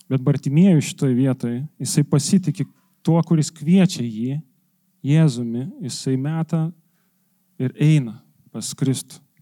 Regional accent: Lithuania; Mes lietuviai esam santūrus

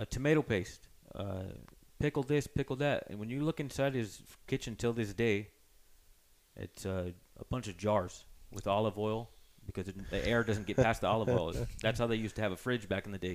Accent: Running Springs, California, United States; I was born up in the Lake Arrowhead, Running Springs

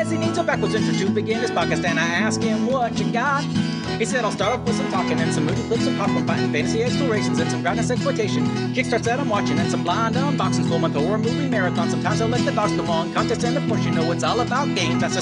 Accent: United States; And I'm a proud American and I'm Scots Irish, which means I like to drink and I can be frugal.

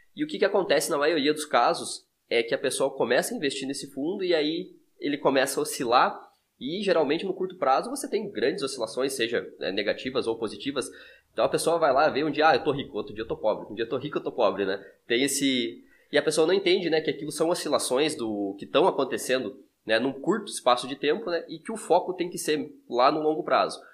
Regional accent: interior of Santa Catarina, Brazil; nós somos do interior de Santa Catarina

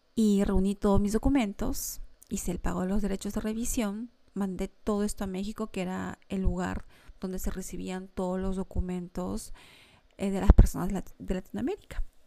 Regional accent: Lima, Peru; moved away as an adult; now in Montreal, Canada; mi hija y yo dejábamos nuestra querida Lima, nuestro querido Perú

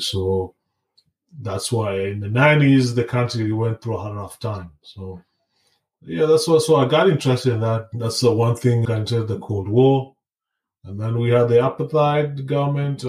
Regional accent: Kenya; now in United States; I live in the US, but I was born in uh, Kenya. That's my home country. That's where I was raised. I was there throughout my childhood

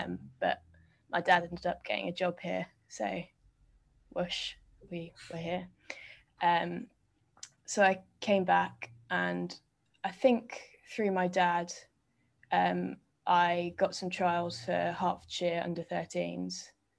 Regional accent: Hong Kong; also born or lived in England; I was born in England, and then we moved to Hong Kong when I was seven.

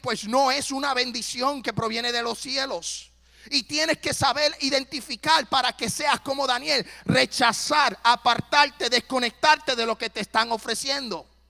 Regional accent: Puerto Rico; now in Tennessee, United States; soy puertorriqueño

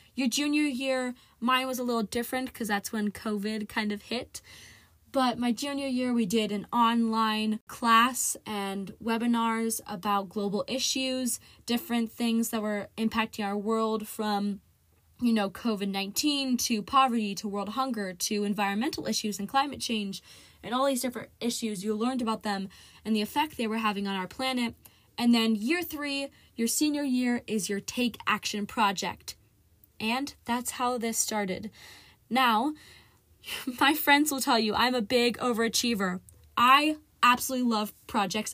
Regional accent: Marysville, Ohio, United States; I grew up in Marysville, Ohio, which is a growing town about thirty minutes, twenty, thirty minutes away from Columbus, Ohio.

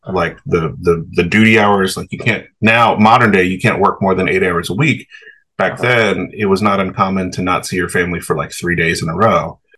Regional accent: the South, United States; the crazy thing about growing up in the South in the 80s and 90s

